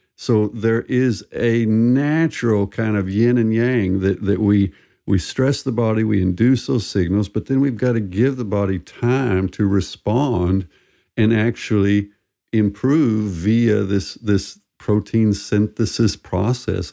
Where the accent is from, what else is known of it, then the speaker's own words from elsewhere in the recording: southern U.S., United States; I'm American and, and grew up in the United States in the southern U.S.